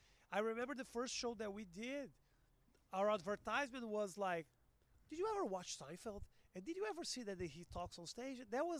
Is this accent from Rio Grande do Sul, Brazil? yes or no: yes; Porto Alegre, Rio Grande do Sul, Brazil; English is a second language; also born or lived in Los Angeles; now in São Paulo, Brazil